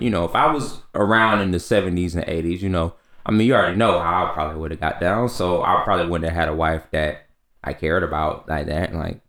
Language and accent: English; Orlando, Florida, United States; I'm from Orlando, right? So, I mean, it's very international there.